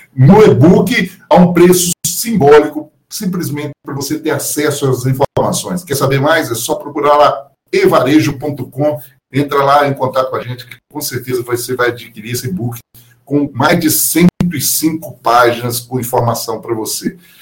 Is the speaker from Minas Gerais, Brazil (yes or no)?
yes; Minas Gerais, Brazil; accent: mineiro; aqui do Em Minas Gerais, nós falávamos assim, "Uai, o negócio, o trem é bom demais."